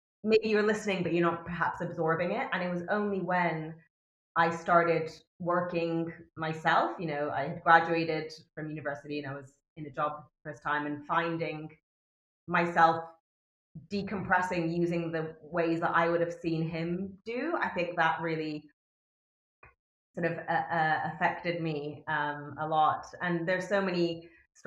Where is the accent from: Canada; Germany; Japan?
Japan; I'm half English, but I speak Japanese. I grew up with the culture